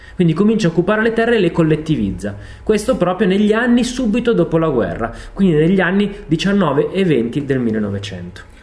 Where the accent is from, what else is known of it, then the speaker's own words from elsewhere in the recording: Italy; nel mio paese, in Italia